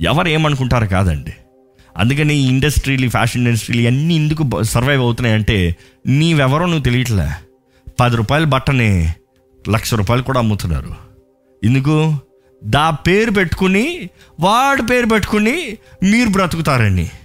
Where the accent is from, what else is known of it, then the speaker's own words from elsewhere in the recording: Balabhadrapuram, Andhra Pradesh, India; born there; నేను పుట్టింది అక్కడ బలభద్రపురం